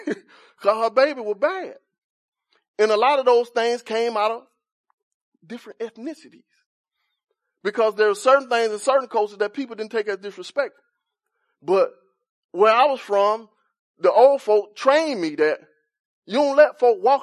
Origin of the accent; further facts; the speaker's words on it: Cedar Park, Texas, United States; So I was trying to live up to the reputation that I'm from Cedar Park.